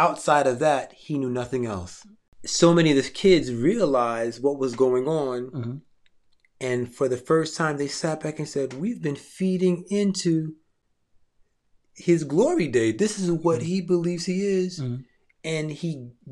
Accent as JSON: {"language": "English", "region": "New York", "country": "United States", "tie": "born or raised there", "said": "growing up in New York"}